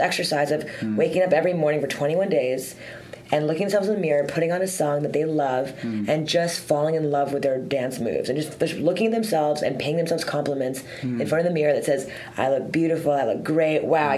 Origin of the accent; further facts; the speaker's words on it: Montreal, Quebec, Canada; I'm from, born and raised in Montreal.